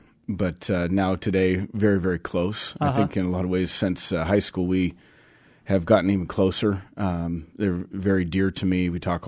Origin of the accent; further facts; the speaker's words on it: Vashon, Washington, United States; then my brother's on Vashon still. So we're still very connected to the island.